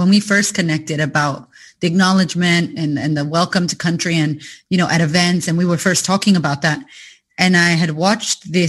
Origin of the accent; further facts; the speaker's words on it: Puerto Rico; moved away as an adult; also born or lived in United States; now in Australia; my country as well, Puerto Rico